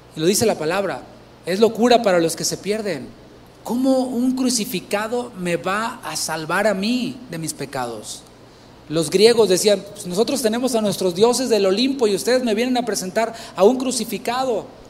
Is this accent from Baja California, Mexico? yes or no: no; Tampico, Tamaulipas, Mexico; yo soy de Tampico, Tamaulipas